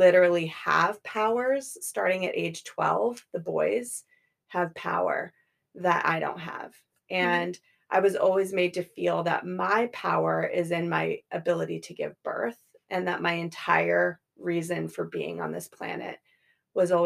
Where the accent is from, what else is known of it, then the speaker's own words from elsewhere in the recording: Colorado, United States; I grew up in Colorado